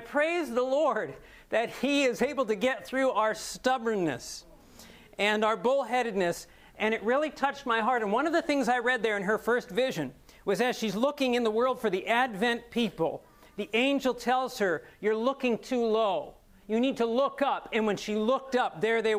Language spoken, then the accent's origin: English; Ohio, United States; I'm an Ohio boy. I was born here in Ohio and raised here